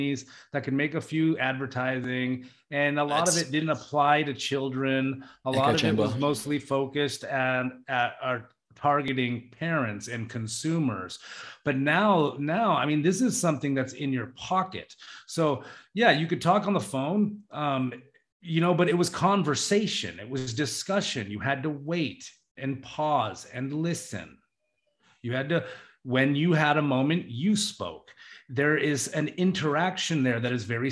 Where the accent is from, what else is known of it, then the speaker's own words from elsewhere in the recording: Juneau, Alaska, United States; I was in Juneau, my hometown